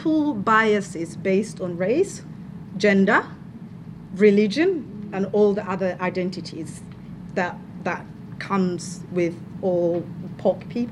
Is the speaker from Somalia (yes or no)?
yes; Somalia; moved away as an adult; now in Victoria, Australia; I am from Somalia. I've lived here for 10 years. Came here as an international student.